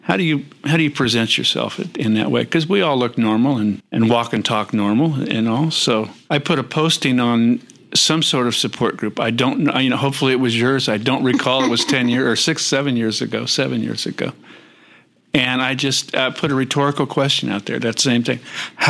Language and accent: English; Southern California, United States; I grew up down here in Southern California